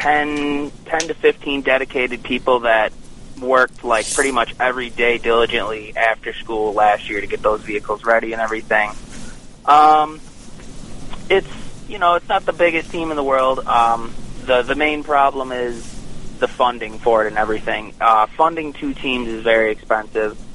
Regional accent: Buffalo, New York, United States; also born or lived in Alfred, New York; I am from Buffalo. I come home on most weekends from Alfred

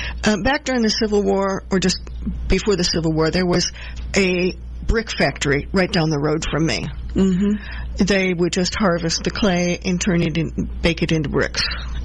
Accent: Midwest, United States; also born or lived in New Jersey; now in Georgia, United States; I grew up in the Midwest with 20 or 30 feet of topsoil, and it was all sandy loam, and then moving to New Jersey

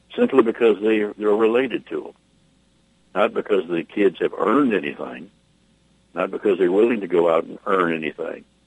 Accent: United States; I'm an American. I will die a free American

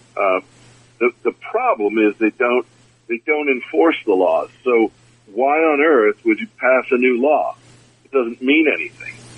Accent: United States; I'm from the United States

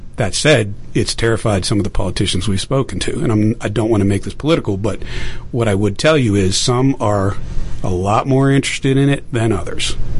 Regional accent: Pittsburgh, Pennsylvania, United States; I grew up in Pittsburgh

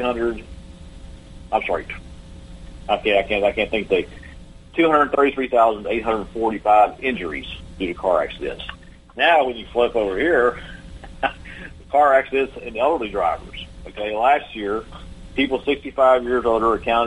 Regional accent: Texas, United States; my home state here in Texas

